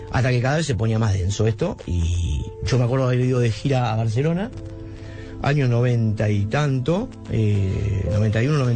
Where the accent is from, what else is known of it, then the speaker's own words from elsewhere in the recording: Buenos Aires, Argentina; yo soy caballito.